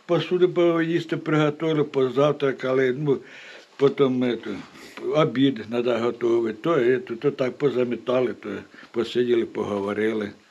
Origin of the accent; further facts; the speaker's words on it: Bakhmut, Donetsk Oblast, Ukraine; Ні, я з Бахмута